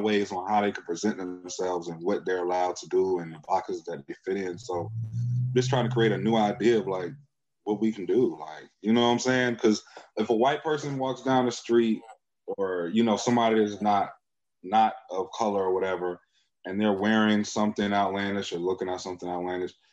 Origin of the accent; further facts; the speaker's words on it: United States; Black people in America, we are American culture